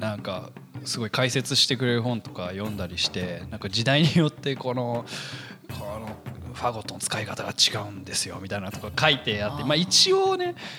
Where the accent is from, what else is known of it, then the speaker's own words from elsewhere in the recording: Tokyo, Japan; also born or lived in United States; 出身はですね、アメリカで、えー、まあ、東京育ちかな